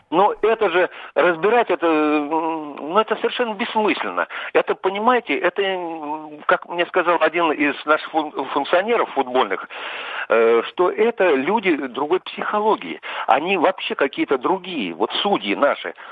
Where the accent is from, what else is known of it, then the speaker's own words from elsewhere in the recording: Voronezh, Voronezh Oblast, Russia; Я из Воронежа.